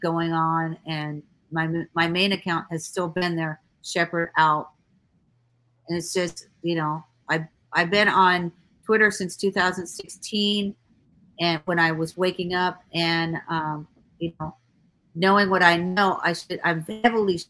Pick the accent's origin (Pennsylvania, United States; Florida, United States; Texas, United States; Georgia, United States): Florida, United States; Miami; I was raised in Ives Estates, okay? That's significant, in Miami, Florida